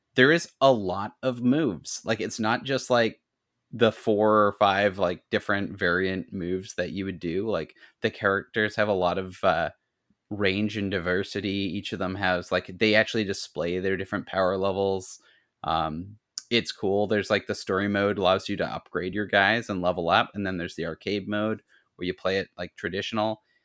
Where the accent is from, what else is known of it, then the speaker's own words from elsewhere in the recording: Ladysmith, British Columbia, Canada; in my hometown